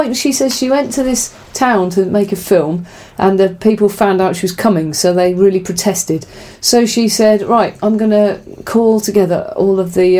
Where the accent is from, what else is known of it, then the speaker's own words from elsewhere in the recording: England, United Kingdom; we're English